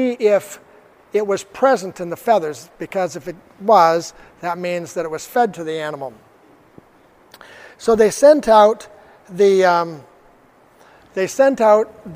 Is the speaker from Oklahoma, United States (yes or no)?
no; Arizona, United States; Arizona State University, from my home state